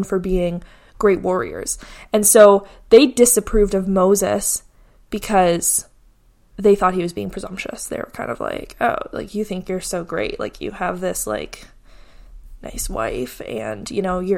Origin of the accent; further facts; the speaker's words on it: Canada; I grew up in North America, specifically Canada